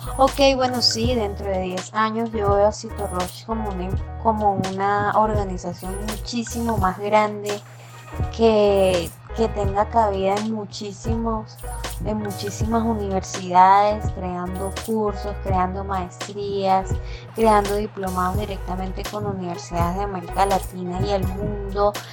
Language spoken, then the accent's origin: Spanish; Venezuela; also born or lived in Cúcuta, Colombia / San Cristóbal, Venezuela; soy venezolana